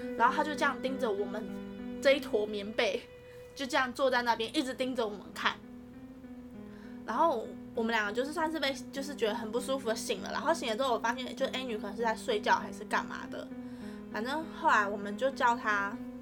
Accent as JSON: {"language": "Chinese", "region": "northern Taiwan", "country": "Taiwan", "tie": "born or raised there", "said": "我们是北部的学校"}